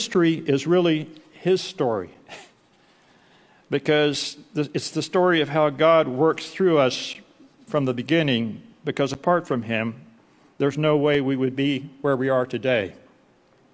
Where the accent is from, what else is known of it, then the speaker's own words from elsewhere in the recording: Albany, Texas, United States; also born or lived in Dallas / Seattle; now in Midland, United States; the church that I grew up in Albany, Texas